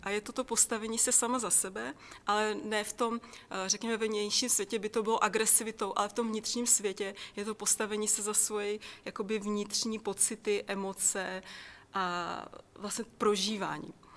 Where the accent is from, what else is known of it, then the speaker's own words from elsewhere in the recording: Czechia; já jsem se narodila v České republice